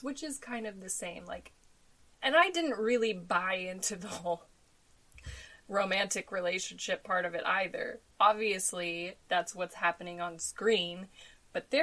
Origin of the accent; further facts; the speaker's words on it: Denver, Colorado, United States; I grew up in Denver